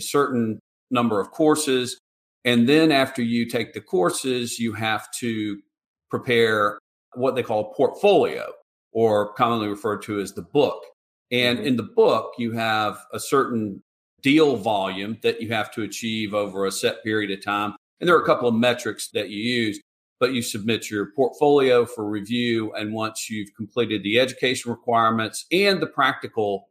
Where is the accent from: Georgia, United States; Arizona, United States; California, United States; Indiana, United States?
Georgia, United States; Atlanta; moved away as an adult; now in Charleston, United States; I grew up in Atlanta and in a real estate family